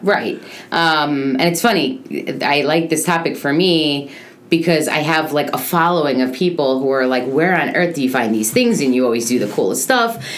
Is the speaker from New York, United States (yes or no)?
yes; New York, United States; now in Boca Raton, United States; I come from New York